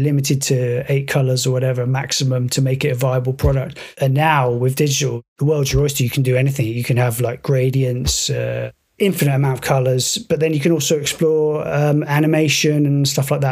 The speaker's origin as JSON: {"language": "English", "country": "United Kingdom", "said": "We are both British originally"}